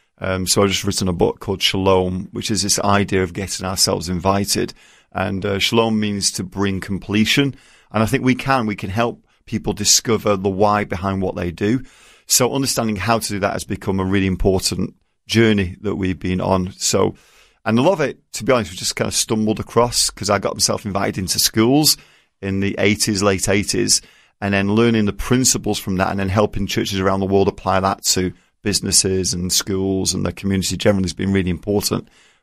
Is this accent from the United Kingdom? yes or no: yes; England, United Kingdom; moved away as an adult; now in United States; I don't have an accent. I'm English.